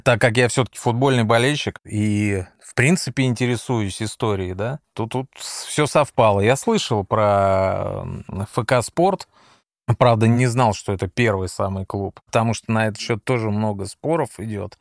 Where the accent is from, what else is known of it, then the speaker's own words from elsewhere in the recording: Moscow, Russia; я москвич, поэтому, естественно, я останусь на все выходные. Как говорится, здесь мой дом, здесь угу. моя мама